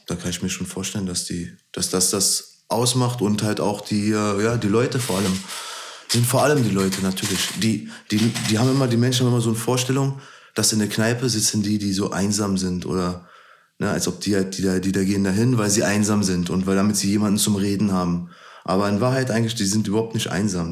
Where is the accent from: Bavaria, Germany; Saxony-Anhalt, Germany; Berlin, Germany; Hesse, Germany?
Berlin, Germany; Meine Heimat ist auf jeden Fall Berlin